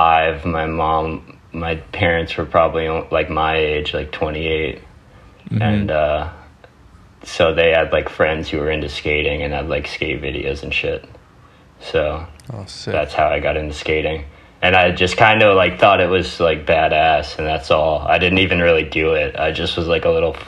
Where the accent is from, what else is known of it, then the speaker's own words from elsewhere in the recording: Telluride, Colorado, United States; also born or lived in Vermont; I grew up in Southwest Colorado near the Four Corners area. Well, I was born out here in Vermont, and my parents moved to Colorado when I was really young. And I grew up in a ski town. It's called Telluride.